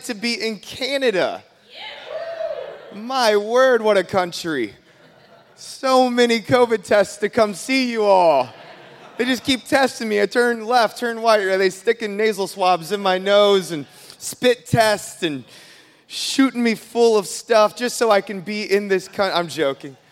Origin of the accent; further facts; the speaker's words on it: United States; also born or lived in Minneapolis, Minnesota; I'm from America